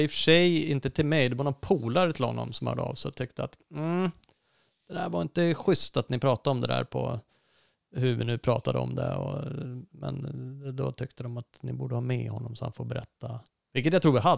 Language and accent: Swedish; Uppsala, Uppsala County, Sweden; han är ju uppväxt där jag är uppväxt utanför Uppsala.